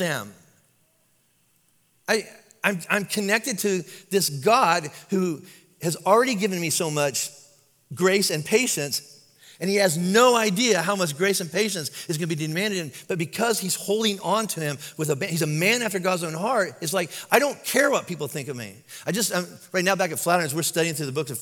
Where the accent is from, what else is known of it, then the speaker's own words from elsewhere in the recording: Kentucky, United States; I'm from Kentucky